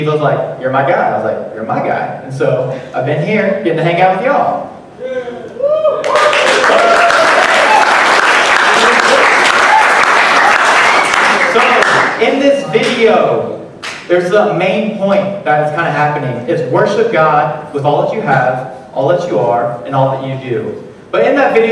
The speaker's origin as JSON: {"language": "English", "region": "Illinois", "country": "United States", "tie": "born or raised there", "said": "I am from Cesar, Illinois, home of the Custard Stand"}